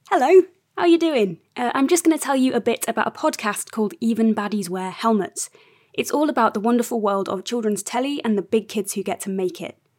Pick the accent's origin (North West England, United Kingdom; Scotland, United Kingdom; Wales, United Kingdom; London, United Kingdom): North West England, United Kingdom; The Wirral; I'm a writer from The Wirral